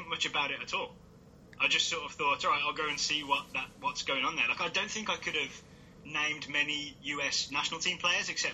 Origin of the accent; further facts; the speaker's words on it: Halesowen, West Midlands, United Kingdom; So I am from the West Midlands. It's an area that's known as the Black Country.